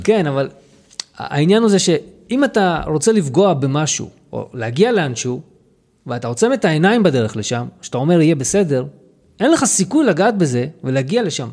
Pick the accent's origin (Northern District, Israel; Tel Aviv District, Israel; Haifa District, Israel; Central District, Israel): Central District, Israel; Lod; also born or lived in Jaffa / Petah Tikva / Hod HaSharon / Ramat HaSharon; now in Afula, Israel; אני בא ממקור בלוד, זה המקור שלי